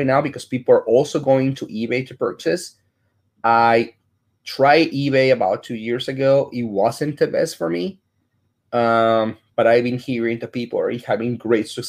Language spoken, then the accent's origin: English; Chicago, Illinois, United States; now in Dallas, United States; I'm from Chicago